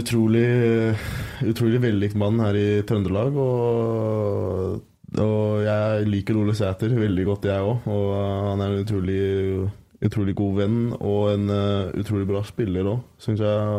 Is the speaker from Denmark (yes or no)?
yes; Skagen, North Denmark Region, Denmark; Norwegian is a second language; now in Trondheim, Norway; jeg kommer jo fra Skagen sjøl i, i, Danmark